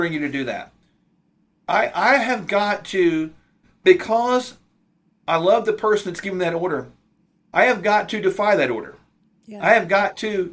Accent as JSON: {"language": "English", "country": "United States", "said": "all of us as American people that have any sense of pride in our country"}